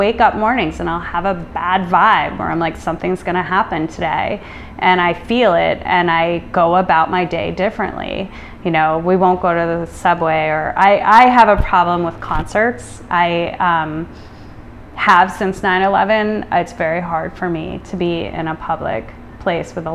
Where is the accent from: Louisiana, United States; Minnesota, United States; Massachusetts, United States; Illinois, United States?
Illinois, United States; now in New York City, United States; the peaceful sort of Americana childhood growing up in Illinois